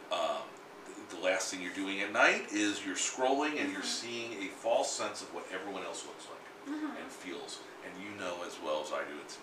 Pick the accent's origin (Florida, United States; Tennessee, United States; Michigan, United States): Florida, United States; South; born or raised there; also born or lived in New York